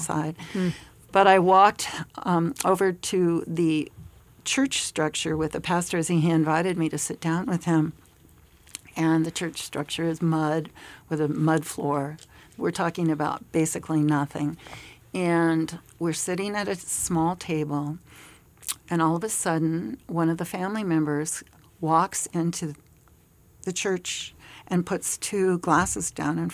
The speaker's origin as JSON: {"language": "English", "country": "United States", "said": "as an American"}